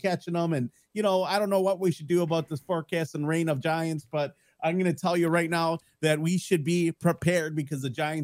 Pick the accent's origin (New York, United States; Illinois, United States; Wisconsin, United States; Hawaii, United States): Wisconsin, United States; Milwaukee; we're from Milwaukee, Wisconsin.